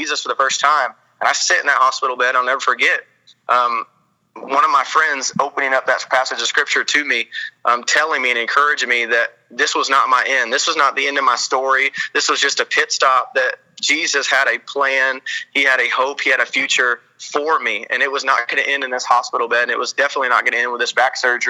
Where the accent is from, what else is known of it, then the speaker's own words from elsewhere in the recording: Arkansas, United States; I'm from Arkansas, so I can kind of be a hillbilly sometimes